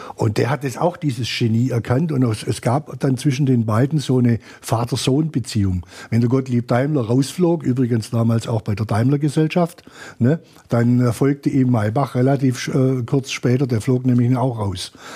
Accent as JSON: {"language": "German", "region": "Swabia", "country": "Germany", "said": "als Schwabe"}